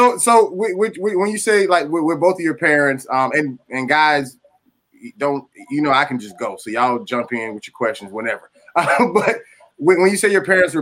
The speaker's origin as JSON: {"language": "English", "town": "Atlanta", "region": "Georgia", "country": "United States", "tie": "born or raised there", "said": "we grew up in the Atlanta area"}